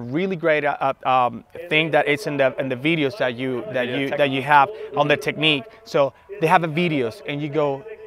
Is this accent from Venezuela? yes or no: yes; Venezuela; English is a second language; moved away as an adult; also born or lived in United States; now in Denver, United States; I am originally from Venezuela. I've been in the United States for more than 12, 14 years, but recently I moved to Denver, Colorado.